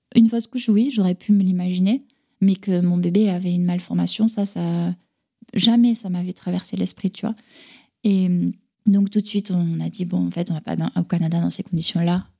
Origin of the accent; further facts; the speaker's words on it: France; also born or lived in Carcassonne / Toulouse; chez moi en France